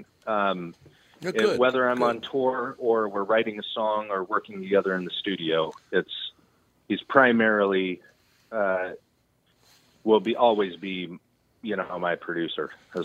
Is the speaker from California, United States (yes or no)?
yes; Redding, California, United States; also born or lived in Texas / Nashville; I grew up in Redding.